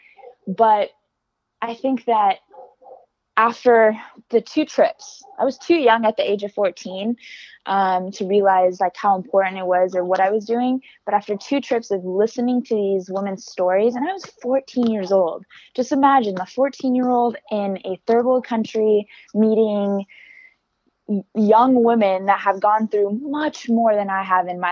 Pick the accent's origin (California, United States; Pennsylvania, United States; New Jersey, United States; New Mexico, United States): California, United States; Alameda; I'm from Alameda, California